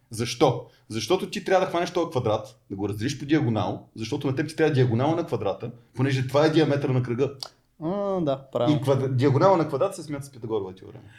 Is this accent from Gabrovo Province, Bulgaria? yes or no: yes; Gabrovo, Gabrovo Province, Bulgaria; born there; Аз поне съм роден в Каброво и не обичам да губя пари